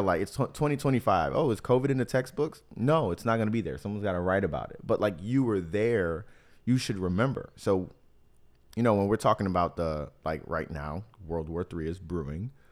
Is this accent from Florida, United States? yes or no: yes; South Florida, United States; also born or lived in Miami / Tampa; growing up in South Florida